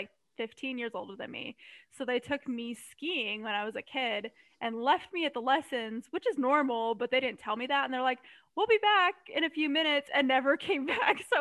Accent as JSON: {"language": "English", "region": "Colorado", "country": "United States", "tie": "born or raised there", "also_born_or_lived": "Germany", "moved": "yes", "said": "I was born in Colorado"}